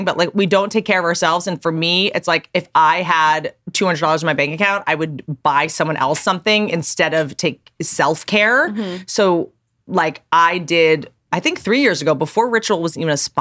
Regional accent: Washington, District of Columbia, United States; also born or lived in Virginia / Harpers Ferry, West Virginia; I was half grew up in Washington, D.C. in Georgetown.

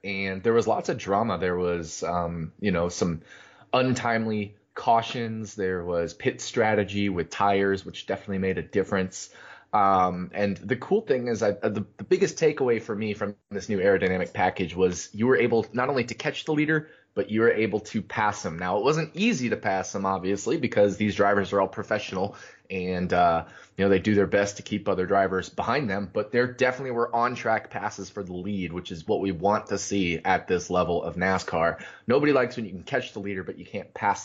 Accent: Las Vegas, Nevada, United States; in Las Vegas, my hometown

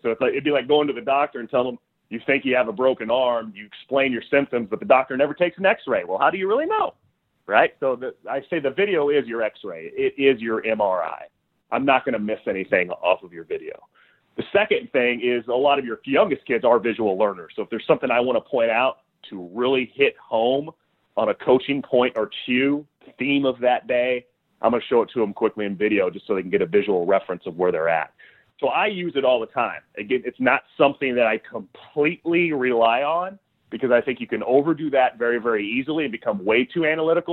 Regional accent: Southern Illinois, United States; growing up in Southern Illinois

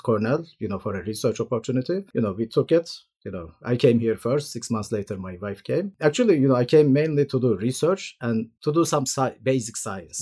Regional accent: Turkey; moved away as an adult; now in New York, United States; I am from Turkey originally, did my medical school there, uh, for six years

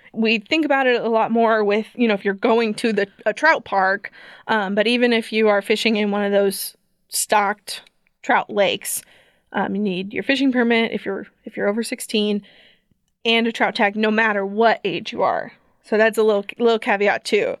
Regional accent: Columbia, Missouri, United States; I grew up in Columbia

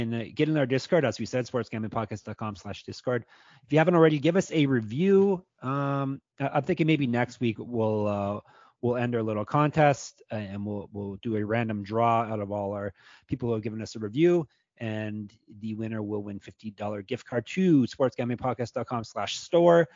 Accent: Canada; I'm Canadian

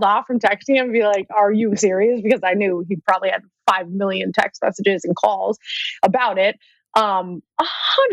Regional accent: New England, United States; I'm from New England

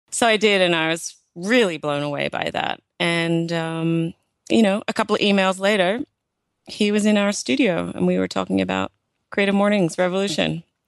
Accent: Australia; I'm from Australia

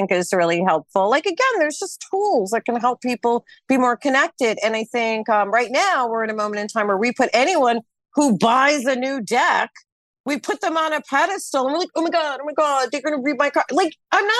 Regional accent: United States; I'm American.

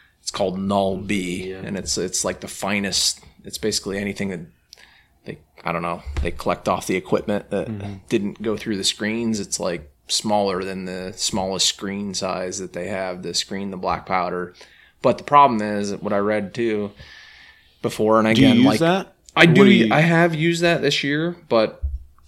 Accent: Pennsylvania, United States; moved away as an adult; also born or lived in New York; So I remember when I first moved to New York State, I grew up in Pennsylvania

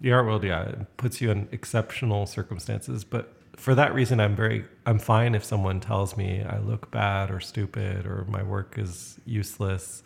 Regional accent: Canada; as a Canadian, I'm considered extremely straightforward

